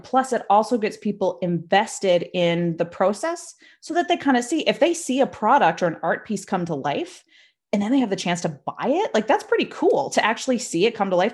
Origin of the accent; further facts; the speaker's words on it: Nova Scotia, Canada; also born or lived in Toronto; I'm from Nova Scotia, Canada